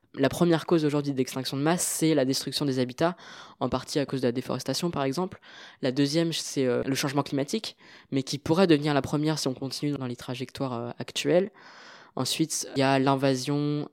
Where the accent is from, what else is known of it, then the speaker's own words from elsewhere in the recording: France; also born or lived in Marly-le-Roi / Paris; mes parents sont originaires du Sri Lanka, même si euh, je suis né euh, en France